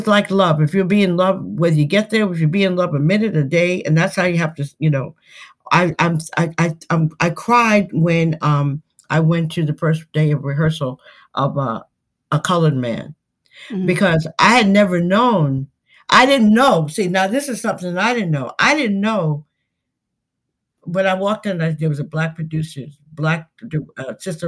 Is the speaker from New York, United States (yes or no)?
yes; Westbury, New York, United States; I'm originally from Westbury, Long Island